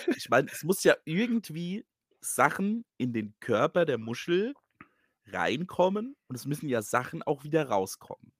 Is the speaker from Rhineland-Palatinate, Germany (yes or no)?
no; Hesse, Germany; accent: Hessian; mein hessischer Akzent